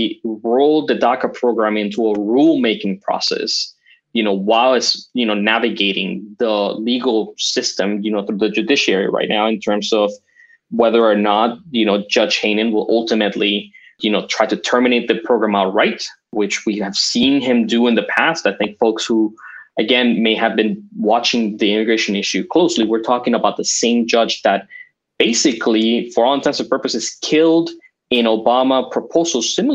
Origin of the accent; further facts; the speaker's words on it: Caracas, Capital District, Venezuela; also born or lived in Florida, United States; now in United States; I was born and raised in Caracas, Venezuela. I moved to Florida, lived there for, you know, 18 of the 20 years I've been in this country.